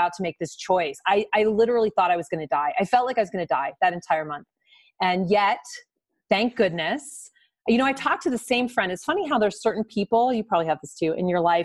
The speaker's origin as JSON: {"language": "English", "region": "Midwest", "country": "United States", "tie": "born or raised there", "also_born_or_lived": "New York", "moved": "yes", "lives_now": "Colorado, United States", "said": "I grew up in the Midwest"}